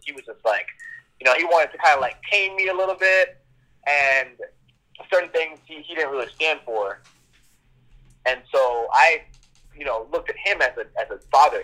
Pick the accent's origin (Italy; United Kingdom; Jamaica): Jamaica; Kingston; I was born in Kingston, Jamaica